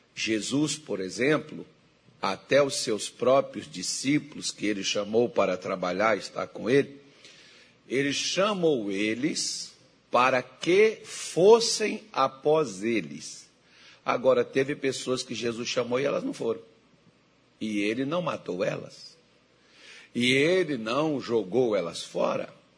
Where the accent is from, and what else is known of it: Brasília de Minas, Minas Gerais, Brazil; born or raised there; moved away; also born or lived in São Francisco River (birthplace)